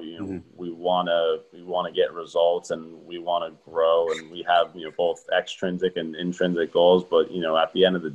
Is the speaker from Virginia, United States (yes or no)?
no; Glen Ridge, New Jersey, United States; moved away as an adult; now in Rochester, United States; I grew up in Glen Ridge, New Jersey